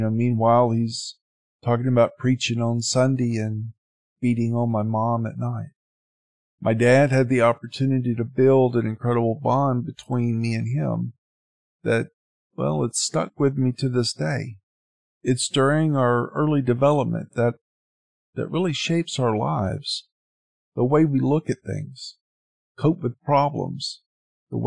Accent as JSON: {"language": "English", "town": "Sylacauga", "region": "Alabama", "country": "United States", "tie": "born or raised there", "also_born_or_lived": "Jacksonville, Florida / Panama City, Florida", "moved": "yes", "said": "That was my hometown and where my grandparents and most of my other family still lived at that time."}